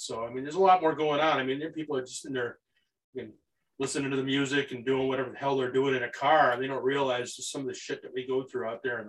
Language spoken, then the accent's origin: English; Rockford, Illinois, United States; also born or lived in Wisconsin; I was born in Rockford.